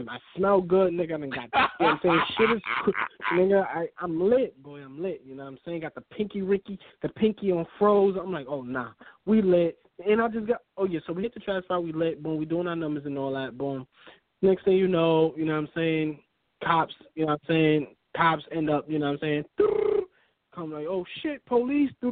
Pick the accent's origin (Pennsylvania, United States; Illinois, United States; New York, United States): New York, United States; New York City; moved away as an adult; now in Maine, United States; I'm from Brooklyn